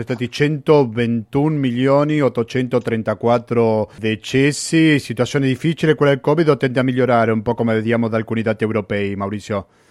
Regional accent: Argentina; accent: Argentine; moved away; Quando sentono la mia cadenza argentina

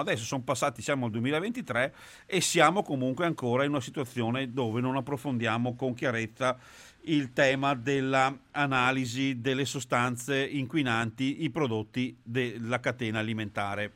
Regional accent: Trissino, Veneto, Italy; io sono di Trissino

